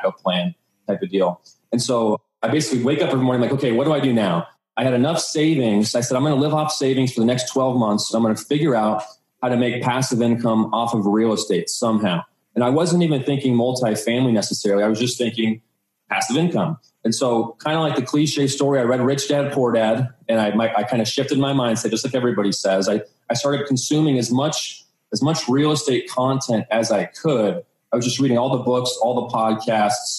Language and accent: English; Phoenix, Arizona, United States; also born or lived in Colorado; I was born and raised here in Phoenix. So I pretty much lived here my entire life.